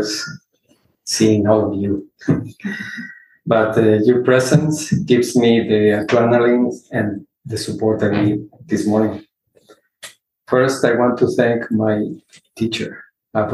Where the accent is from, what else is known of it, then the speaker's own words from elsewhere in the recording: Ecuador; now in Houston, United States; I come from a large family. I am from Ecuador.